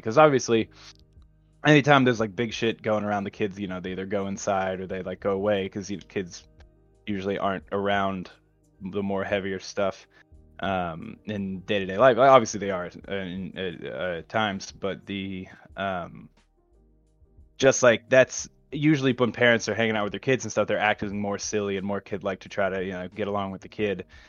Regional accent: United States; we're American

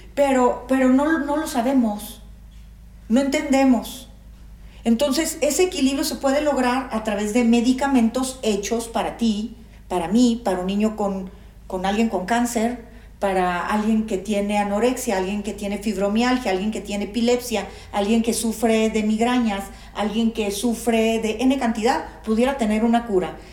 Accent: Mexico

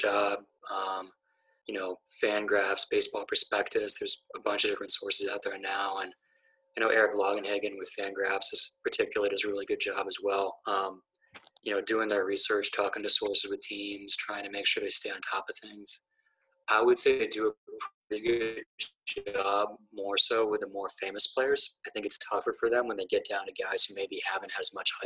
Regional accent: Pittsburgh, Pennsylvania, United States; I grew up in Pittsburgh, actually, in kind of like the early to mid 1990s

